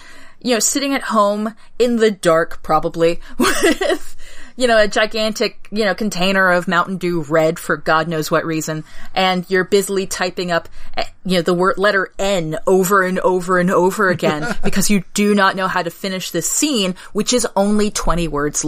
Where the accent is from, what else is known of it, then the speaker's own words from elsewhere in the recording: New England, United States; Because we're from New England.